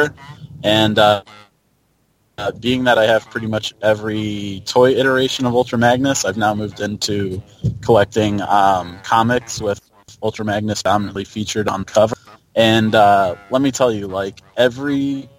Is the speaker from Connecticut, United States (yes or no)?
no; Mount Prospect, Illinois, United States; now in Tampa, United States; I grew up in Mount Prospect.